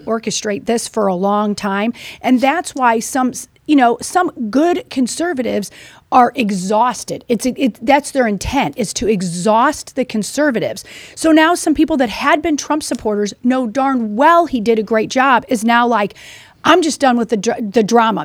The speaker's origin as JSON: {"language": "English", "region": "Missouri", "country": "United States", "said": "I'm from Missouri"}